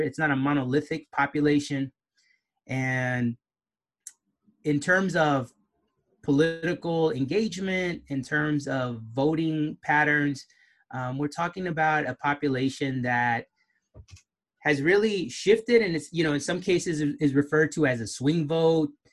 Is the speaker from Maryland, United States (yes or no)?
no; Southern California, United States; moved away as an adult; now in Boston, United States; I am Mexican American, originally from Southern California